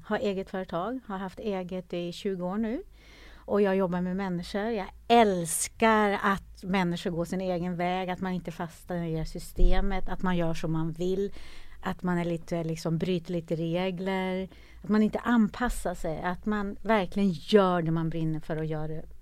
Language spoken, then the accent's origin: Swedish; Norrland, Sweden; jag är ju född i Norrland, en liten by i Norrland